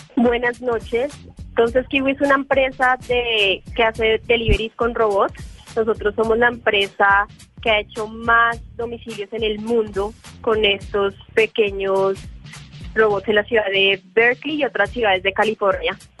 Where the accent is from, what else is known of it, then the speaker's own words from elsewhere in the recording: Colombia; Nosotros somos colombianos